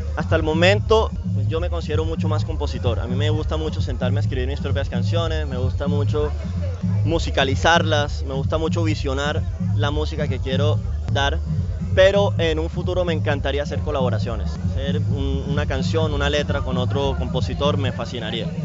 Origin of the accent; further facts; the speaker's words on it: Cartagena, Bolívar, Colombia; also born or lived in Europe; Yo crecí en el centro. Bueno, yo mentira, yo nací en La Boquilla